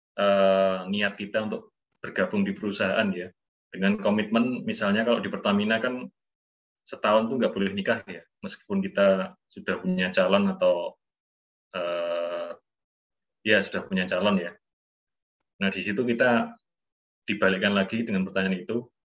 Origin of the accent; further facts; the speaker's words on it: Surakarta, Central Java, Indonesia; saya kan orang Solo